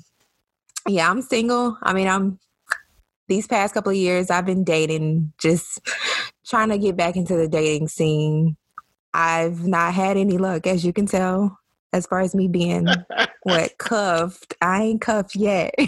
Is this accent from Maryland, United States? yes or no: no; Chicago, Illinois, United States; moved away as an adult; also born or lived in Atlanta, Georgia / Raleigh, North Carolina; now in Washington, D.C., United States; Born and raised in Chicago